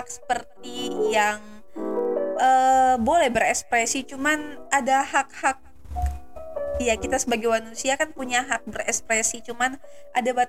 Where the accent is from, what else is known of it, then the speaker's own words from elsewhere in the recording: Depok, West Java, Indonesia; kita orang Depok loh mohon